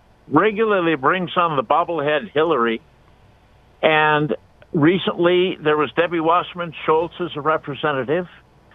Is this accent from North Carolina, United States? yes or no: no; California, United States; now in Washington, United States; Well, I come from California.